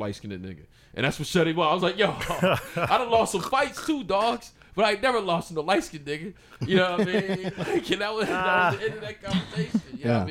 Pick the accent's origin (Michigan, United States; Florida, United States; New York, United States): New York, United States; Buffalo; now in Los Angeles, United States; I'm from Buffalo, New York